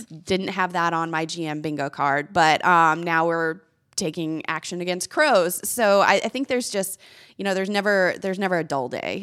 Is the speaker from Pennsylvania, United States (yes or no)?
no; Corpus Christi, Texas, United States; moved away as an adult; also born or lived in Arkansas / Memphis; my hometown, Corpus Christi